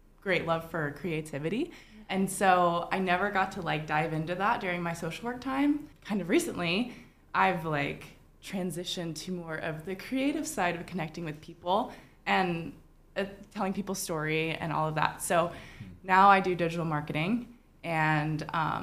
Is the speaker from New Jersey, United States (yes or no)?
no; Mississippi, United States; moved away as an adult; now in Chattanooga, United States; I grew up in Mississippi